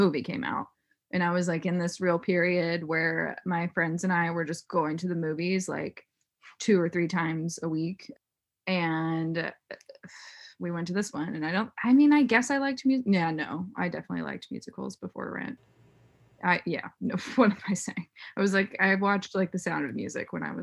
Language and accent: English; Oklahoma, United States; growing up in Oklahoma, like, there just was not a lot going on